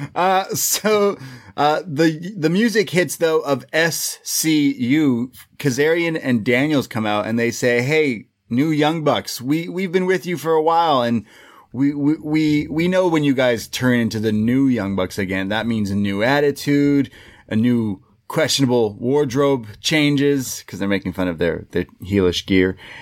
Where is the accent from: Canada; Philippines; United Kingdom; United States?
Canada; Toronto, Ontario; we're from Toronto